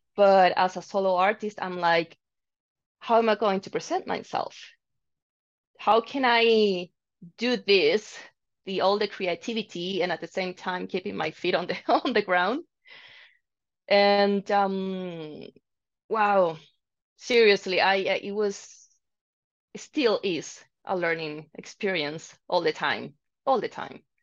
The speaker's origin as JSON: {"language": "English", "town": "Santiago", "region": "Santiago Metropolitan Region", "country": "Chile", "moved": "as an adult", "lives_now": "Calgary, Canada", "said": "I'm from Chile actually"}